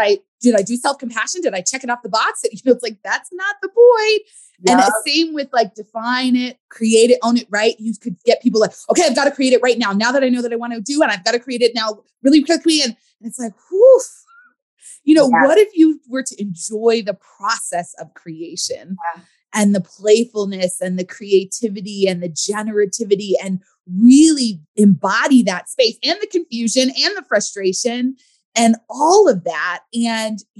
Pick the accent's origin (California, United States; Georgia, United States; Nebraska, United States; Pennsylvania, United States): California, United States; I grew up in California